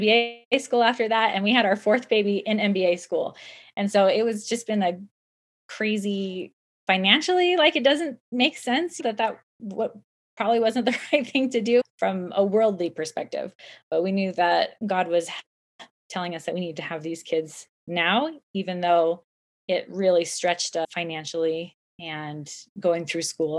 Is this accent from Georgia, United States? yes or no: no; Southern California, United States; now in Utah, United States; I live in Utah, but I was raised in Southern California